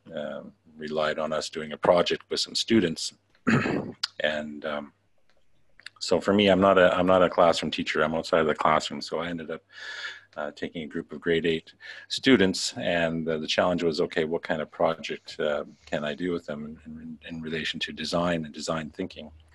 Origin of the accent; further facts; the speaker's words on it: Canada; moved away as an adult; now in Macau; I'm uh, originally from Canada. I've uh, been, overseas now for about uh, 11 years